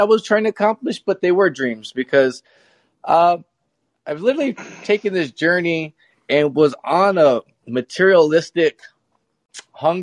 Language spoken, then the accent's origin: English; Phoenix, Arizona, United States; I'm from Phoenix, Arizona, born and raised.